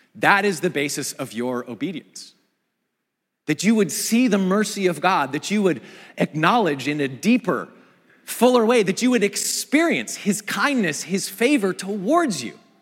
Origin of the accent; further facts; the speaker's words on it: Pacific Northwest, United States; moved away; I grew up in the Pacific Northwest, in view of the mountains and close to the Pacific